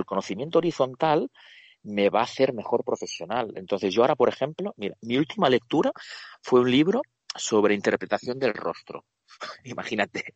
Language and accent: Spanish; Barcelona, Catalonia, Spain; moved away as an adult; also born or lived in Ukraine / Buenos Aires, Argentina; now in Seville, Spain; he vivido en Buenos Aires, Argentina, he vivido y estoy viviendo en Sevilla y soy de Barcelona